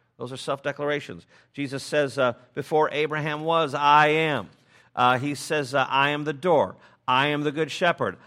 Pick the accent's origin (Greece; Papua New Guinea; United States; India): United States; Chicago, Illinois; I'm from Chicago